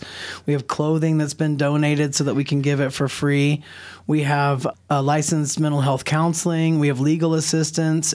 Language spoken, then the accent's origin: English; the southeastern United States, United States; now in New Mexico, United States; I'm from the South, which means down here, but actually Dixie, right? I'm a white person, so I was really just brought up in the dominant culture in the southeastern United States